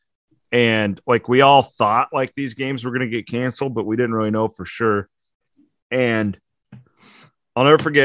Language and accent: English; Southwest Iowa, United States; I'm a sportscaster from Southwest Iowa